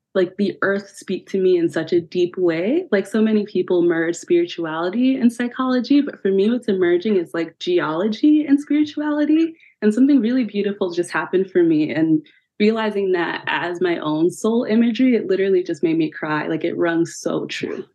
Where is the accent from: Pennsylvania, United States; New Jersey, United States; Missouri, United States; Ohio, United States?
Pennsylvania, United States; now in California, United States; I'm originally from Pennsylvania